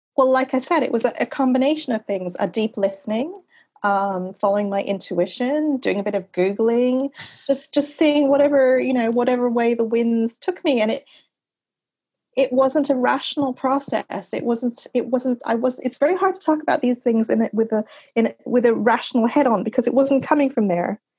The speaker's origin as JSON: {"language": "English", "town": "Montreal", "region": "Quebec", "country": "Canada", "tie": "born or raised there", "also_born_or_lived": "Laurentian Mountains", "said": "I grew up in Canada. I had, uh, I spent my first couple of years in the Laurentian Mountains. I had the wilderness as my backyard. Uh, in Montreal, I had the St. Lawrence River at the end of my street."}